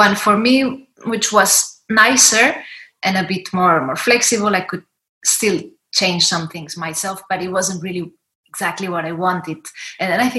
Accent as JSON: {"language": "English", "country": "Spain", "said": "I'm from Spain."}